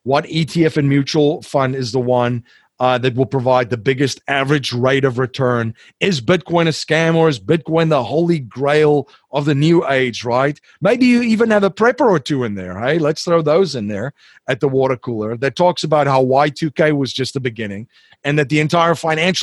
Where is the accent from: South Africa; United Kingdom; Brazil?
South Africa; I'm from South Africa